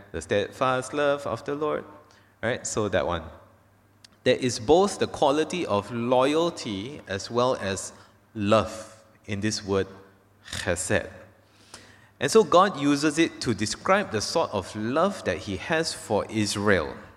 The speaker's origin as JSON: {"language": "English", "country": "Malaysia", "tie": "born or raised there", "first_language": "English", "said": "I was born here. I grew up here in Kerala, not, not in Penang."}